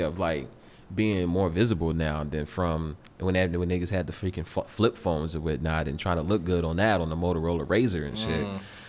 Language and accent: English; the South, United States; because I'm from the South.